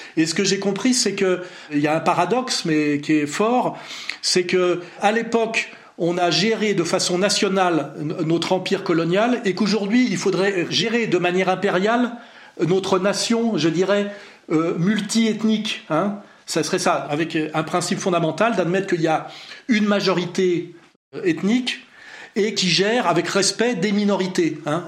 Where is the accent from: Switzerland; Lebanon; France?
France; je suis français euh, formé à l'école française républicaine